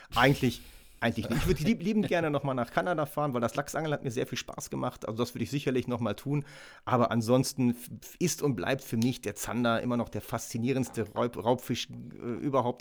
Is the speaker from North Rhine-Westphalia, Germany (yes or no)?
yes; Ruhr area, North Rhine-Westphalia, Germany; bei uns im Ruhrgebiet am Kanal